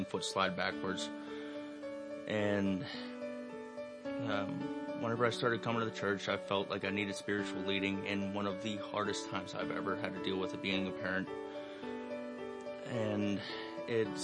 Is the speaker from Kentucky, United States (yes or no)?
no; Finleyville, Pennsylvania, United States; I was born and raised in Finleyville